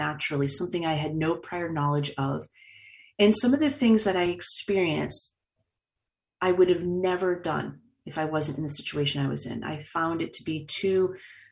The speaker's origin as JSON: {"language": "English", "town": "Boston", "region": "Massachusetts", "country": "United States", "tie": "born or raised there", "said": "I've been born and raised in Boston"}